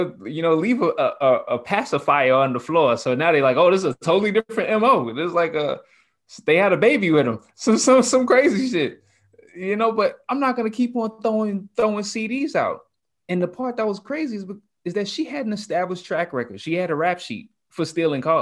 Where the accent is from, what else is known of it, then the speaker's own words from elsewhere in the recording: New York, United States; I'm from New York.